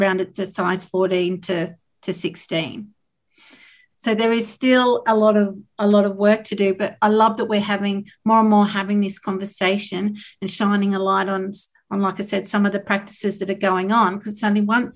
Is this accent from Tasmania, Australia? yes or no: yes; Tasmania, Australia; I grew up in Tasmania in the 80s and 90s